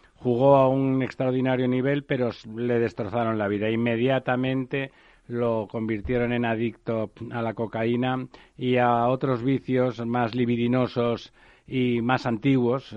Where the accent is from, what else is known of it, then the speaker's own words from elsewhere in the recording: Barcelona, Catalonia, Spain; yo soy de Barcelona y del Barça